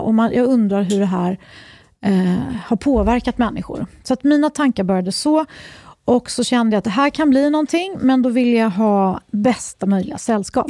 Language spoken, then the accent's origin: Swedish; Uppsala, Uppsala County, Sweden; Jag är uppvuxen i Uppsala